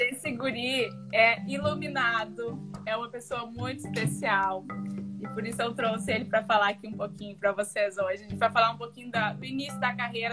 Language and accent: Portuguese; Rio Grande do Sul, Brazil; eu sou gaúcha